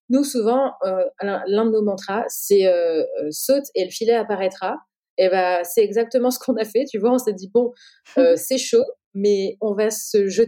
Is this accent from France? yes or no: yes; France; de, montrer notre crédibilité en tant que française, etc.